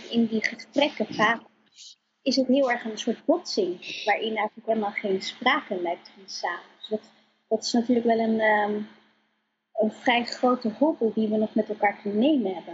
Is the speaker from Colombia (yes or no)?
yes; Colombia; now in Netherlands; ik ben ook niet in Nederland geboren. Ik kom uit Colombia, geadopteerd.